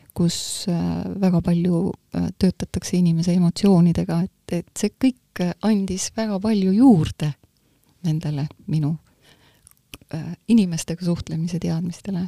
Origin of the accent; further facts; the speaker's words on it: Tallinn, Harju County, Estonia; also born or lived in Muhu; Muhust ma olen pärit küll, aga ma olen tegelikult Tallinnas üles kasvanud. et ma olin kaks ja pool